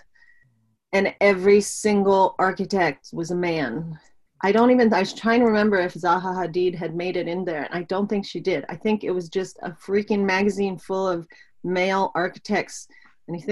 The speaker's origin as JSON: {"language": "English", "town": "Pittsburgh", "region": "Pennsylvania", "country": "United States", "tie": "born or raised there", "said": "I was born in Pittsburgh, Pennsylvania"}